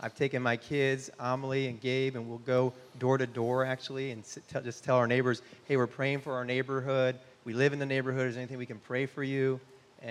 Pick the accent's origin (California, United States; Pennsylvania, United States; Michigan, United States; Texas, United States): Michigan, United States; also born or lived in North Carolina / Amsterdam, Netherlands; now in Austin, United States; I grew up in Michigan.